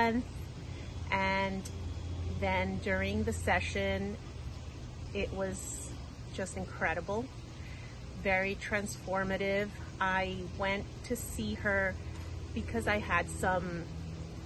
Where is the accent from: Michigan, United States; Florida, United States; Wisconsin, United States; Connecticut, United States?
Florida, United States; Coconut Creek; I'm from Coconut Creek, Florida